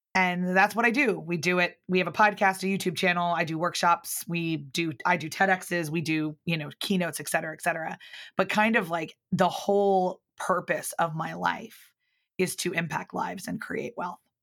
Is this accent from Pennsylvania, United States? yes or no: yes; outside of Philadelphia, Pennsylvania, United States; moved away as an adult; also born or lived in Northern Ireland; I grew up outside of Philadelphia